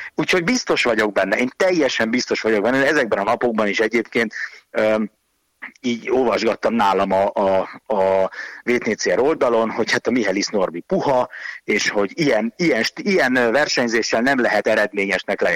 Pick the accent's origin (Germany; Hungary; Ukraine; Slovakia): Hungary; first language Hungarian; én meg magyar vagyok